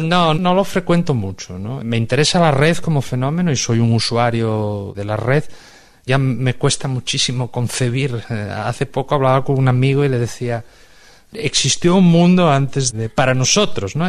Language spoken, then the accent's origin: Spanish; Spain; soy un escritor español